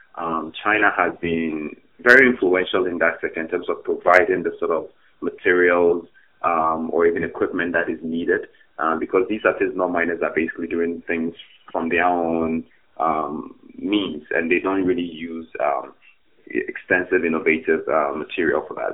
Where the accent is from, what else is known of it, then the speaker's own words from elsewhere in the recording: Ghana; moved away as an adult; now in Canada; I'm originally from Ghana